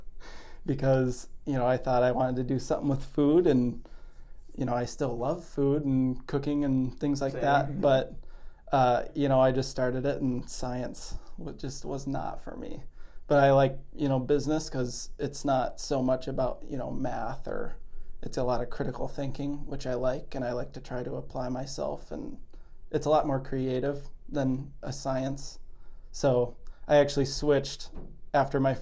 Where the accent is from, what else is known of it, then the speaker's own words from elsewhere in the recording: Park Rapids, Minnesota, United States; moved away as an adult; now in Fargo, United States; I am originally from Park Rapids, Minnesota. It's kind of central to northern Minnesota.